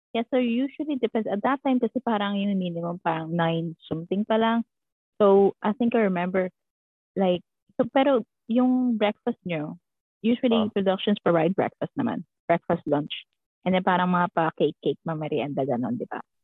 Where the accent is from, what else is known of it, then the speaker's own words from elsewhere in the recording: Philippines; moved away; Siguro mga dalawa lang kami Filipino doon